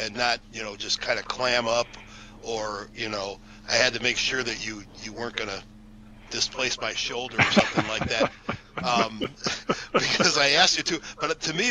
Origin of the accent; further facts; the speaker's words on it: Chicago, Illinois, United States; moved away; I was a kid growing up in Chicagoland